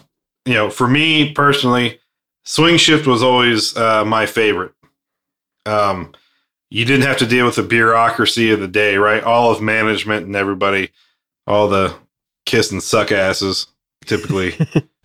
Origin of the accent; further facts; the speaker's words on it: United States; I grew up here in the States